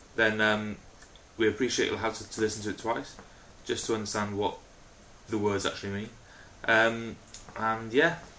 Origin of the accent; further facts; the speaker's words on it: Wales, United Kingdom; I'm actually Welsh